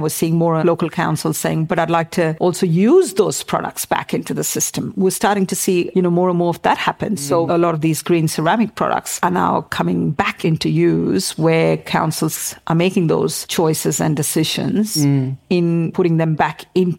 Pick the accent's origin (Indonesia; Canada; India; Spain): India; Mumbai, Maharashtra; now in Australia; I grew up in Mumbai.